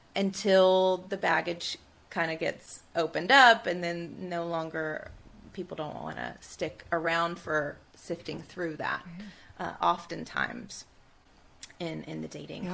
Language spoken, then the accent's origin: English; Tuscaloosa, Alabama, United States; growing up where I grew up in Tuscaloosa, Alabama, in the Bible Belt